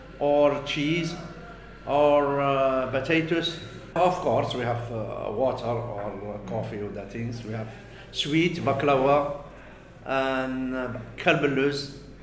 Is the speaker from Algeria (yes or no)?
yes; Algeria; now in Ireland; I'm from Algeria.